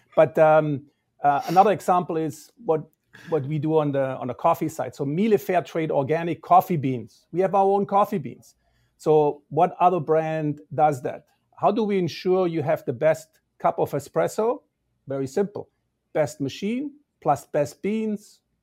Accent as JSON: {"language": "English", "town": "Balingen", "region": "Baden-Württemberg", "country": "Germany", "tie": "born or raised there", "also_born_or_lived": "Toronto, Canada", "moved": "as an adult", "lives_now": "United States", "said": "the town where the company was founded, which is Balingen. And that's actually my hometown."}